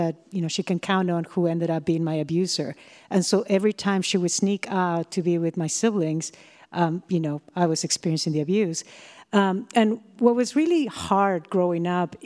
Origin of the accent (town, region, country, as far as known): Peru; moved away as an adult; also born or lived in Pennsylvania; now in United States